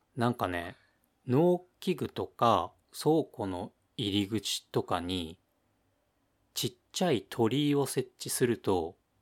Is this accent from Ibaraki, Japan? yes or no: yes; Ibaraki, Japan; 俺の出身の茨城県